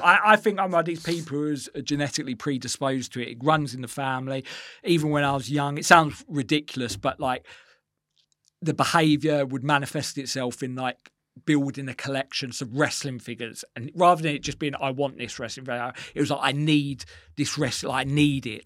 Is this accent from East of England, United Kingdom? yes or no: yes; Essex, East of England, United Kingdom; growing up in Essex